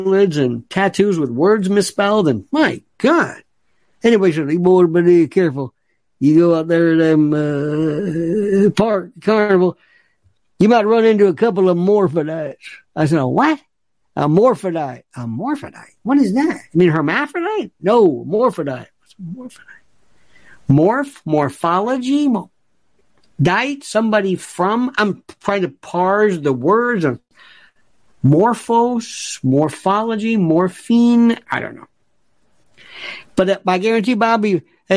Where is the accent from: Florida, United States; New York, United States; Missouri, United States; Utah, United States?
Florida, United States; Growing up in Florida